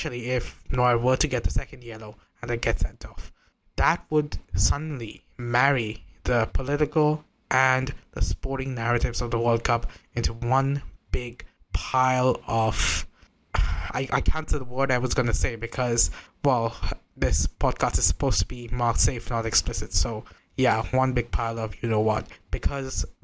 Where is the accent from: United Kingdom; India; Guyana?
India; I'm not even from that hemisphere. I'm from India.